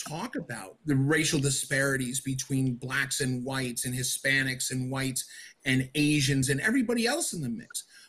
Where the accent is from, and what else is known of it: United States